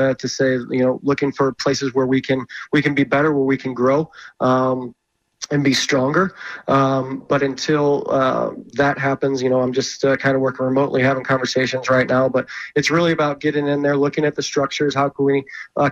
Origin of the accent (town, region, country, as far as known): St. Louis, Missouri, United States; born or raised there